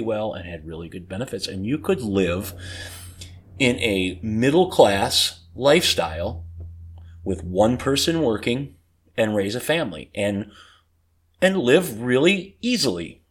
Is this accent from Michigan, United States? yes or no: yes; Detroit, Michigan, United States; I grew up in Detroit.